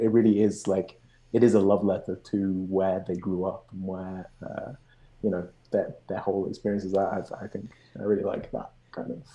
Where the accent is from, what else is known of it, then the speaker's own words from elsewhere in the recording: Birmingham, West Midlands, United Kingdom; moved away as an adult; now in Montreal, Canada; I'm from Birmingham